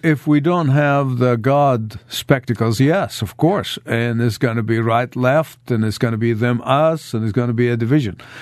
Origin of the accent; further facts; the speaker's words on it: Egypt; moved away as an adult; as a, as a high school student in Egypt